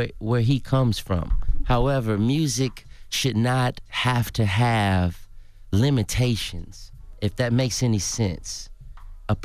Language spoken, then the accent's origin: English; Atlanta, Georgia, United States; also born or lived in New Orleans; Take me, I'm from Atlanta, Georgia, born in New Orleans.